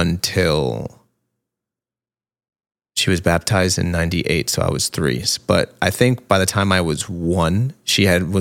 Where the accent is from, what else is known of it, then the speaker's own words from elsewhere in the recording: Jersey City, New Jersey, United States; But like I say, I always say I grew up in Jersey City because most of my youth was spent in Jersey there.